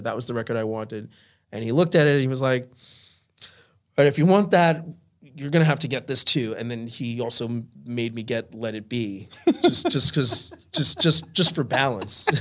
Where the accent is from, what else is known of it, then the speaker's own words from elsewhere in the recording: Holbrook, New York, United States; also born or lived in Brooklyn, New York; I grew up in Long Island.